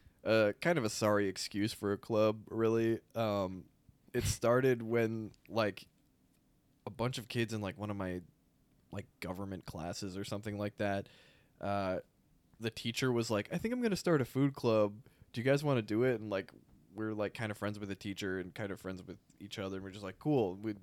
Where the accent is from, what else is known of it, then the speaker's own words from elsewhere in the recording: Canton, Michigan, United States; In Plymouth Canton.